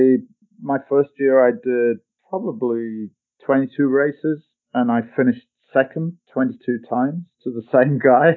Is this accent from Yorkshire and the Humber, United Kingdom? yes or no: yes; North Lincolnshire, Yorkshire and the Humber, United Kingdom; moved away; I grew up in North Lincolnshire, which is a farming community